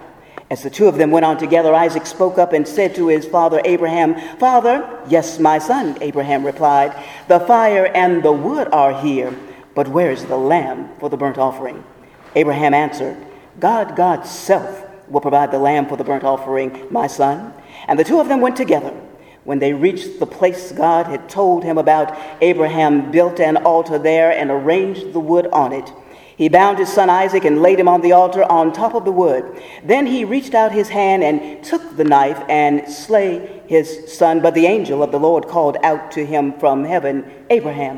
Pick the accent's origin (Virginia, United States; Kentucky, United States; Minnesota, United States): Virginia, United States; Portsmouth; my hometown of Portsmouth, Virginia